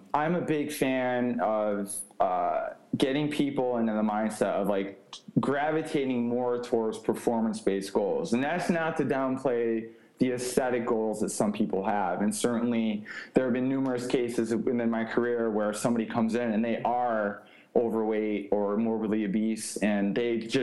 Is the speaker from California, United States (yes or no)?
no; New York, United States; born or raised there; moved away